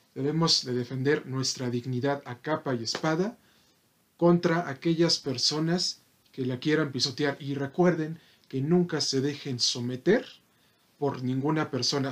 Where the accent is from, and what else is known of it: Mexico